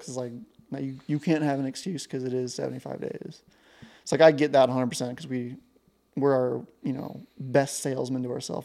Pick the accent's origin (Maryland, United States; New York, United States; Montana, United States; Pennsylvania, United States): Montana, United States; Ashland; growing up in Ashland, Montana